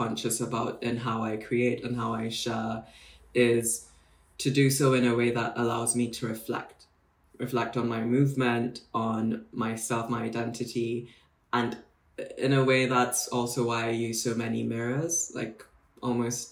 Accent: Nairobi, Kenya; moved away as an adult; also born or lived in Bristol; now in London, United Kingdom; So I'm Kenyan, born and raised in Nairobi most of my life. Only moved to the UK circa 2014 to read law, relatively young

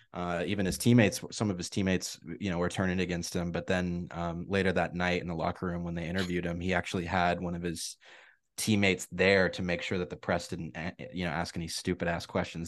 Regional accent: Spokane, Washington, United States; I'm from Spokane, Washington, so I've been a Seahawks guy

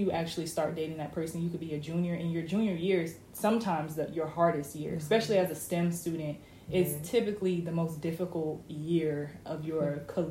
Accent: Orlando, Florida, United States; now in Tallahassee, United States; he's from Pensacola. I'm from Orlando. We go to school in Tallahassee.

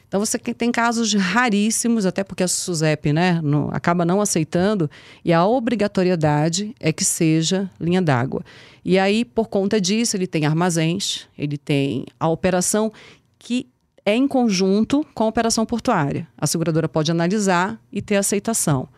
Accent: Manaus, Amazonas, Brazil; also born or lived in Pernambuco; sou pernambucana, fui criada em Manaus

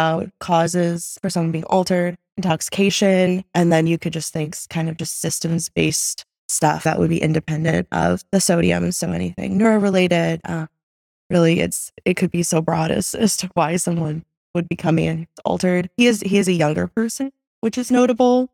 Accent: Bloomington, Indiana, United States; moved away as an adult; now in Chicago, United States; I am originally from Bloomington, Indiana, went to Indiana University, and I've loved my time here in Chicago

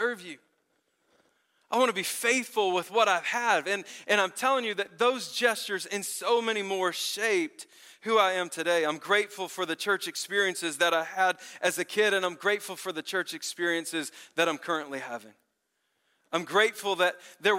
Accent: Memphis, Tennessee, United States; moved away; I grew up in Memphis, Tennessee

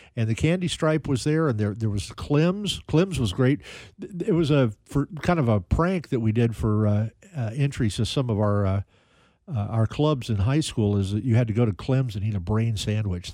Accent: Kansas City, Missouri, United States; also born or lived in Independence / Raytown / Johnson County; Kansas City's been my home my entire life

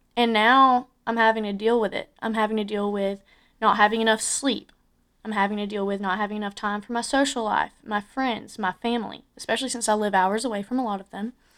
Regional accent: Andalusia, Alabama, United States; moved away as an adult; also born or lived in Tuscaloosa, Alabama; I'm from Andalusia, Alabama

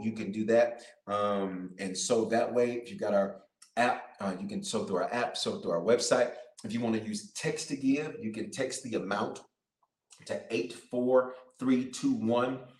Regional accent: Memphis, Tennessee, United States; moved away; I'm from Memphis down the road

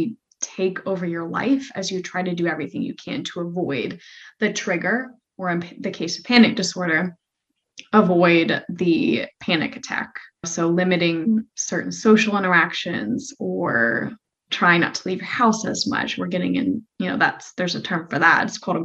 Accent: Florida, United States; I grew up in Florida

